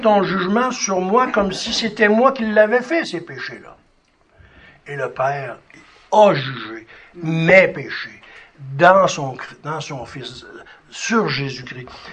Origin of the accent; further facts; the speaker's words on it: Sherbrooke, Quebec, Canada; Je suis né à Sherbrooke